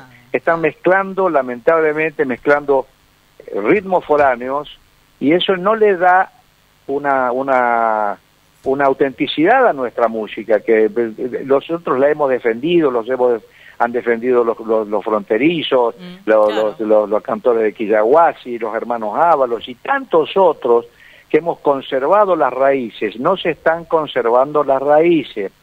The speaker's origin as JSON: {"language": "Spanish", "town": "Resistencia", "region": "Chaco", "country": "Argentina", "tie": "born or raised there", "said": "cuando yo nací en Resistencia, me hicieron un monolito, eh, se llama Esquina …, donde yo empecé a cantar"}